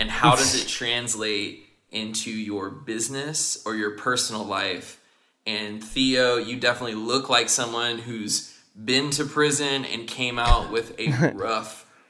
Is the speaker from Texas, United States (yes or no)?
yes; Dallas, Texas, United States; I'm from Dallas